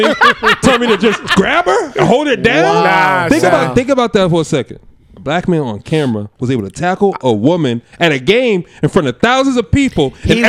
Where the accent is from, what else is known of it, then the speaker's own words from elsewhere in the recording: Boston, Massachusetts, United States; I tried. I'm from Boston.